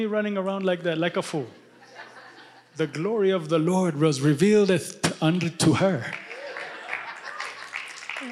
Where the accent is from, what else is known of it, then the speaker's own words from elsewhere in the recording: Ethiopia; now in United States; I'm a missionary from Ethiopia to America.